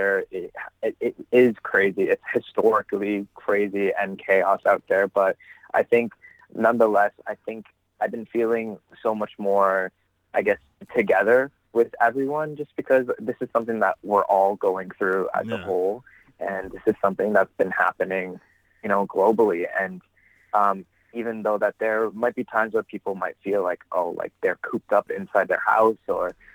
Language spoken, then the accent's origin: English; Toronto, Ontario, Canada; I am originally from Toronto, Ontario, born and raised.